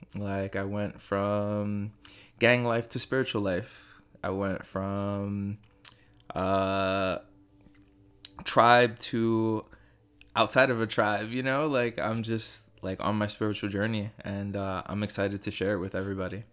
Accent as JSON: {"language": "English", "town": "New York City", "region": "New York", "country": "United States", "tie": "born or raised there", "also_born_or_lived": "Staten Island, New York", "said": "I am born and raised in Brooklyn, moved to Staten Island when I was about fifteen."}